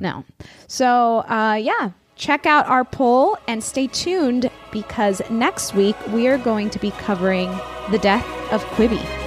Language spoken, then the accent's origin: English; Florida, United States; now in California, United States; I come from Florida